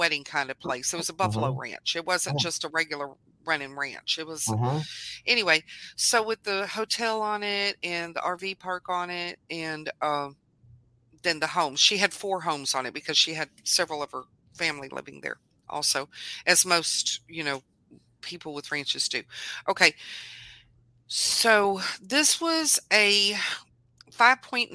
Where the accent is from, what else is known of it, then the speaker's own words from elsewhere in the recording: Southlake, Texas, United States; now in Mansfield, United States; that's where I was born and raised